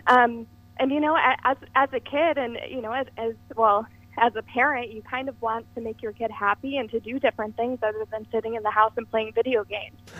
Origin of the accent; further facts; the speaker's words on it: Watertown, New York, United States; I'm a Watertown New Yorker, born and raised